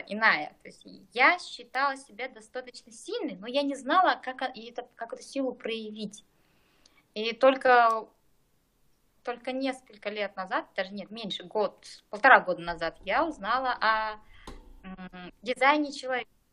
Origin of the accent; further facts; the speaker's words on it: Krasny Yar, East Kazakhstan Region, Kazakhstan; Я из Восточного Казахстана, Бородулихинский район, село Красный Яр